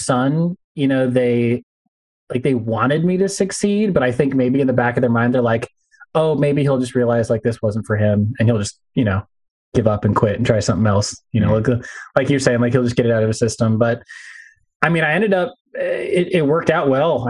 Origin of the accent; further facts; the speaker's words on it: California, United States; Growing up in California